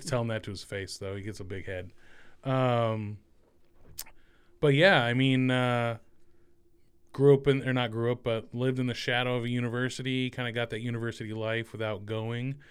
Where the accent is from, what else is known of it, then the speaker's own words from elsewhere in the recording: Central Valley of California, United States; moved away as an adult; now in Columbus, United States; I was born and raised in the Central Valley of California